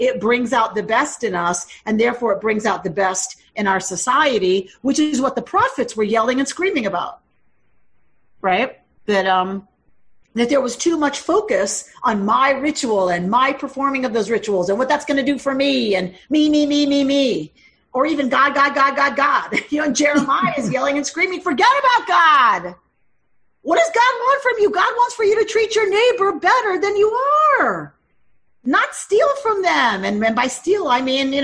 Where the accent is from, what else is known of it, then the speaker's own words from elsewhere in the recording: Georgia, United States; moved away as an adult; also born or lived in Minnesota; I was from Georgia when I was living in Minnesota